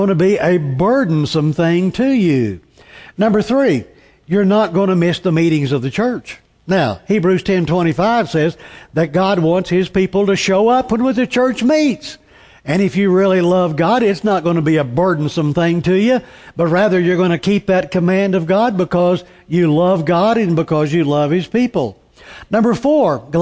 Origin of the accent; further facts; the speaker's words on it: Tulsa, Oklahoma, United States; When I grew up in Tulsa